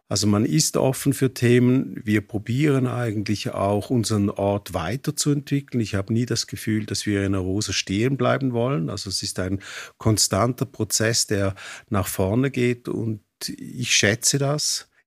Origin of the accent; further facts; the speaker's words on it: St. Gallen, Switzerland; now in Arosa, Switzerland; Ich komme aus dem Dockenburg, das ist im Kanton St. Gallen und ich bin Mitte 80er Jahre nach Arosa gekommen.